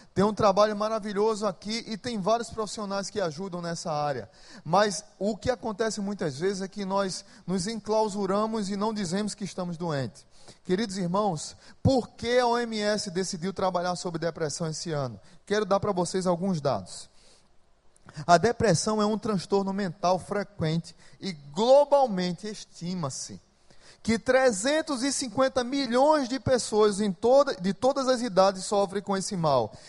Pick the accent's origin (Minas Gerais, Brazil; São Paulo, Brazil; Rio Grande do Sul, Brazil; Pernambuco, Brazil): Pernambuco, Brazil; moved away as an adult; now in Natal, Brazil; Eu sou pernambucano, mas moro em Natal já há 20 anos